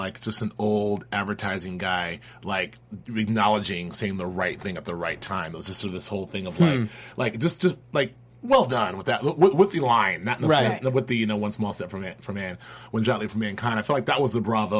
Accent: Claremont, California, United States; a shout out to my hometown. My mother lives there, Claremont.

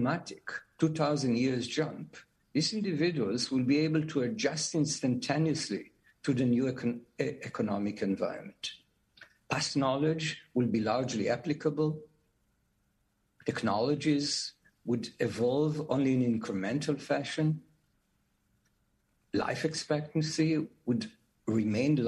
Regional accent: Jerusalem, Jerusalem District, Israel; I was born and raised in Jerusalem

